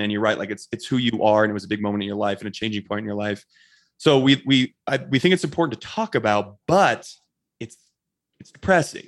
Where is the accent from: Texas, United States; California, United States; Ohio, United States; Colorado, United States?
Colorado, United States; Bailey; I grew up in a small town here in, uh, Colorado called Bailey, Colorado